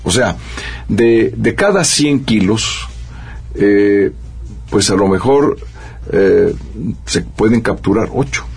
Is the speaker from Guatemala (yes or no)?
no; Mexico; los consumidores mexicanos pagamos precios mucho más altos